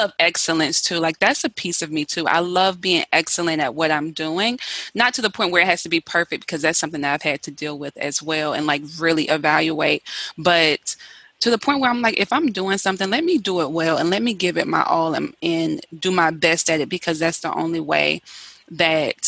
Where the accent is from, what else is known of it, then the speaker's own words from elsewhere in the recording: the South, United States; I'm from the South